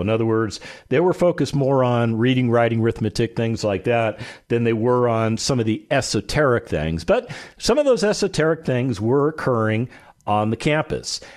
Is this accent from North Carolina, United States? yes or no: no; Las Vegas, Nevada, United States; I grew up in Las Vegas, Nevada